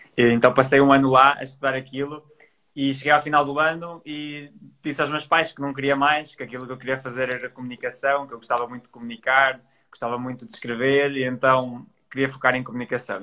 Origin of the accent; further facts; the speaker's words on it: Trás-os-Montes, Norte, Portugal; moved away as an adult; now in Porto, Portugal; eu sou transmontano, nasci em Trás Montes e com 18 anos decidi vir estudar para o Porto, que é onde eu estou